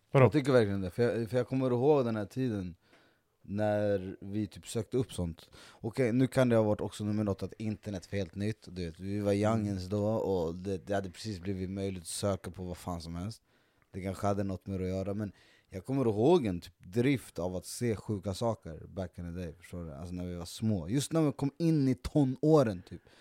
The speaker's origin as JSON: {"language": "Swedish", "country": "Sweden"}